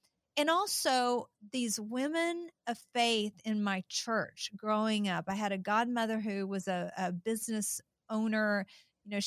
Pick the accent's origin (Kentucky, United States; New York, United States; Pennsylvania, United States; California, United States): Kentucky, United States; Eastern Kentucky and Eastern Tennessee, United States; these humble women of faith that I grew up around in Eastern Kentucky and Eastern Tennessee